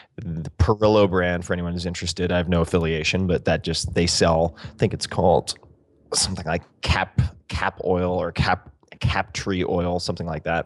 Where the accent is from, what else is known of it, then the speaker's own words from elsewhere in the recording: Eastern Long Island, New York, United States; I'm from Eastern Long Island